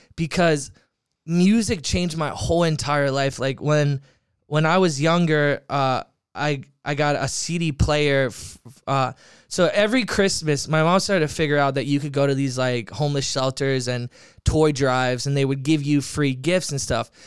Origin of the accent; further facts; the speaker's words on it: Merritt Island, Florida, United States; also born or lived in Orlando, Florida / New York; now in Los Angeles, United States; born there, grew up in a small town called Merritt Island, Florida